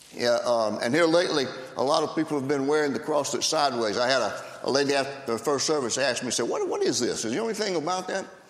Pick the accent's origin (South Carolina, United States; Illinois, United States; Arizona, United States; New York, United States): South Carolina, United States; I'm a South Carolinian, and I'm proud